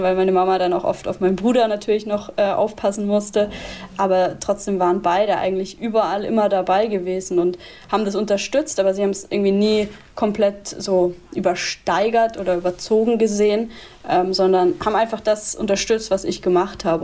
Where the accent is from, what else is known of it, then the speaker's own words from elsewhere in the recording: Würzburg, Bavaria, Germany; also born or lived in Munich / Freiburg; now in Cologne, Germany; in Würzburg, wo ich geboren bin